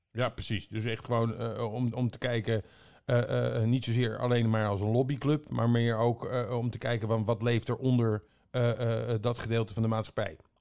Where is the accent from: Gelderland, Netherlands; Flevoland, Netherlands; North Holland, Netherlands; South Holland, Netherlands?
Flevoland, Netherlands; Almere; ik kom uit Almere, hè, daar hoef je bijna nergens voor te betalen.